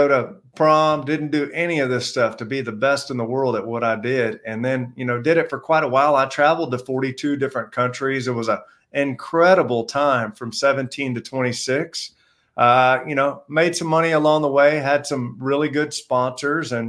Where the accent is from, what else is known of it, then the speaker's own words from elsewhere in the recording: Houston, Texas, United States; moved away; I'm from Houston, Texas.